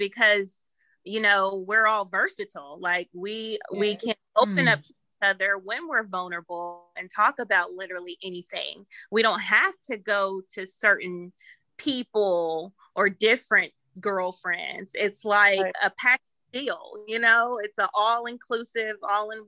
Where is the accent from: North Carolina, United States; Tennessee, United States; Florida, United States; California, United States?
North Carolina, United States; now in Lexington, United States; I was born in North Carolina, but I've been in Lexington since 2004